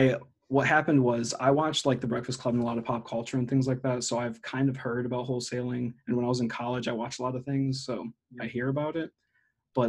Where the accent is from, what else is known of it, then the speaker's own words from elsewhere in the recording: Ohio, United States; Actually, I'm from Ohio.